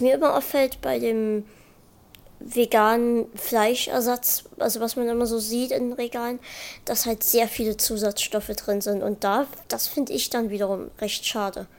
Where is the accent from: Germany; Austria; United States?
Germany; Saxony; wir kommen beide aus Sachsen